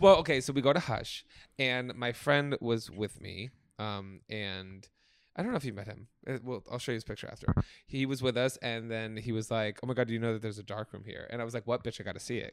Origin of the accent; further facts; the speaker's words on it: Oakland, New Jersey, United States; moved away; in my hometown of Oakland, New Jersey, which I just revisited